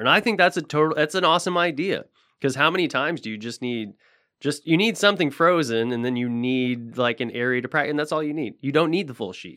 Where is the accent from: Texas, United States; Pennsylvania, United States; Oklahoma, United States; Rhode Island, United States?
Oklahoma, United States; Tulsa; moved away; there was a few rinks in Tulsa 'cause I'm from Tulsa originally